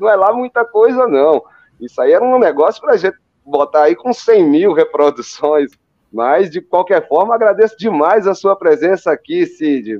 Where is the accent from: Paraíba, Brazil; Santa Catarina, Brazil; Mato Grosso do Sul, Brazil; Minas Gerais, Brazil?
Paraíba, Brazil; João Pessoa; eu que nasci lá em João Pessoa.